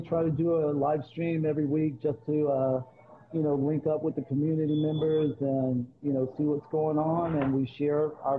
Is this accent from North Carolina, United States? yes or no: yes; North Carolina, United States; now in Sacramento, United States; I'm actually from North Carolina, okay. Man. So I moved out to Cali actually after Y2K. So I've been out here for a while, so I consider myself a resident.